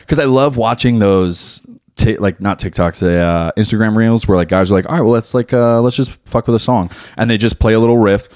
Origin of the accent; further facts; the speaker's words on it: New Jersey, United States; now in Wilmington, United States; I still drive like I'm from New Jersey